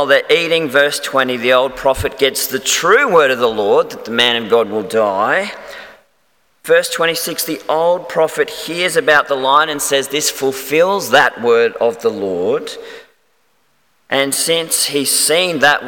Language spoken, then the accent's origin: English; Melbourne, Victoria, Australia; moved away; I'm actually from Melbourne originally